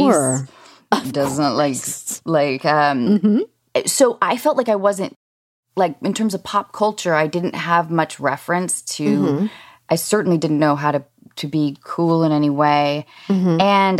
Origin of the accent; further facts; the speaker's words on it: Washington, United States; I grew up in Washington State, and we mm-hmm. went hiking every weekend